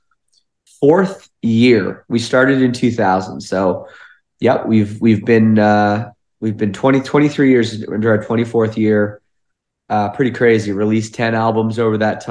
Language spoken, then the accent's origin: English; Toronto area, Ontario, Canada; we're from the Toronto area of Canada